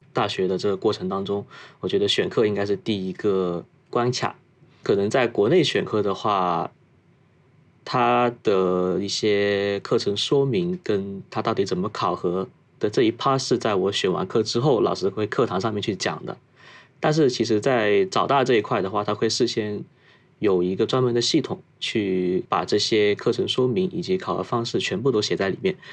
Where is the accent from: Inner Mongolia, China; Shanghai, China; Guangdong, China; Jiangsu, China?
Guangdong, China; Foshan; moved away as an adult; also born or lived in Shenzhen; now in Tokyo, Japan; 我老家祖籍是顺德的，普通话是有点跟别的家庭不太一样。家里是做工厂这一块业务，然后产品的话是封扇类跟厨房加电类，主要是以电饭锅与水壶为主的